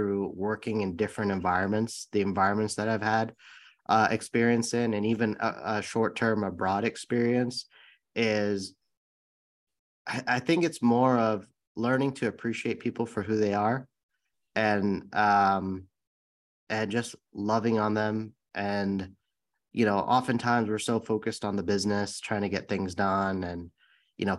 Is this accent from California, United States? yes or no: yes; San Bruno, California, United States; I grew up in the Bay Area in San Bruno, California, and that's the city right by San Francisco International Airport